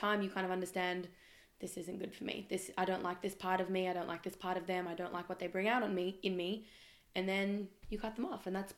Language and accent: English; Melbourne, Victoria, Australia; also born or lived in Israel; I live currently in Melbourne. I'm from Melbourne, but also from Israel. Bit half-half in my life, I reckon. And I moved back to Australia about 6 months ago, just before the first lockdown.